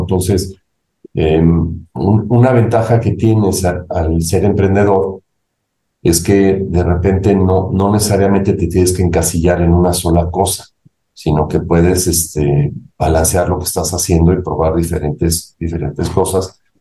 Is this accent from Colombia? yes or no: no; Mexico; also born or lived in Ithaca, New York, United States; salí de México con la idea de regresar a México para tratar de aportar algo positivo a mi país